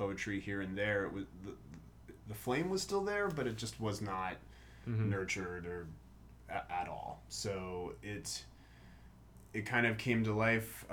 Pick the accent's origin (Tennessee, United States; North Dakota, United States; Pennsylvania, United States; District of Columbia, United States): District of Columbia, United States; Washington; moved away as an adult; also born or lived in Michigan; now in Baltimore, United States; I grew up in Washington, D.C., went to school in Michigan, and then moved out to Baltimore